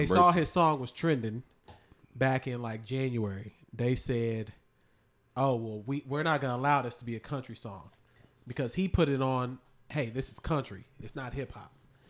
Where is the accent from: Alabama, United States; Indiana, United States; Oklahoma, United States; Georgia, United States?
Georgia, United States; Atlanta